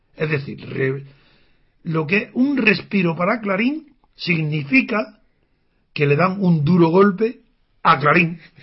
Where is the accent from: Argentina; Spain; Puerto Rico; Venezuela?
Spain; Andalusia; soy andaluz